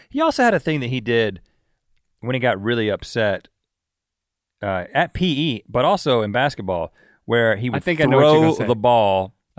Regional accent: Buies Creek, North Carolina, United States; we come from Buies Creek, North Carolina, a very conservative part of the country.

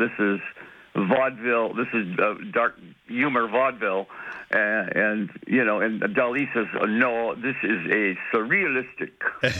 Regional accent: Detroit, Michigan, United States; I'm from Detroit

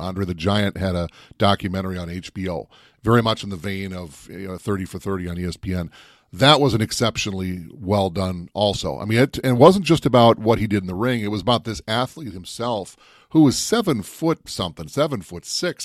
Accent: Minnesota, United States; If I wasn't from Minnesota

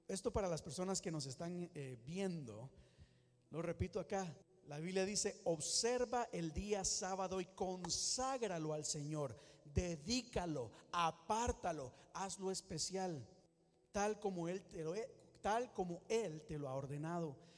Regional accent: Costa Rica; moved away; En mi país nos, en algunos momentos hasta nos obligaban a ir a la iglesia tres o cuatro veces a la semana para buscar Dios y más si uno tenía que servir. Eso es en Costa Rica

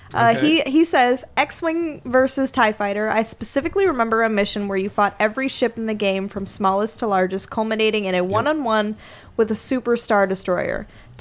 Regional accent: Petaluma, California, United States; born or raised there

